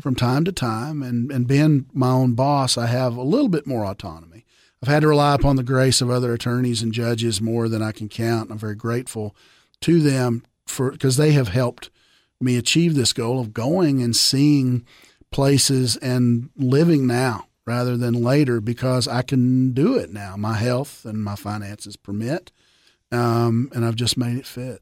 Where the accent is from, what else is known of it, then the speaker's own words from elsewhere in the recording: small Southern town, Southern United States, United States; small Southern Town boys